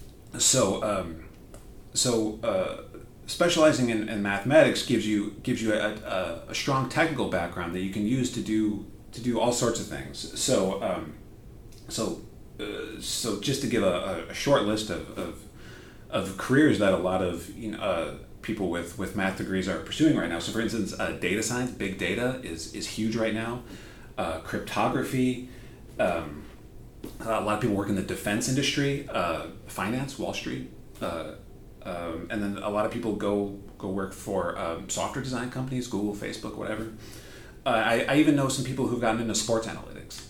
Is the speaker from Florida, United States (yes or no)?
no; Wisconsin, United States; moved away as an adult; also born or lived in Nebraska / Bonn, Germany / Madison, Wisconsin; now in Auburn, United States; I grew up in Wisconsin.